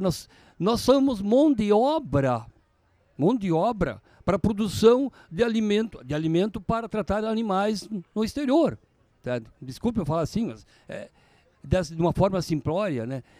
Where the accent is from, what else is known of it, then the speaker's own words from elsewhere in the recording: Rio Grande do Sul, Brazil; eu sou gaúcho acima de tudo